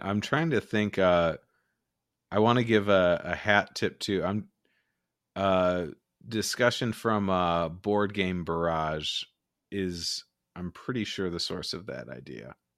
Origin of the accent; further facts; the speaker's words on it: Michigan, United States; I'm from Michigan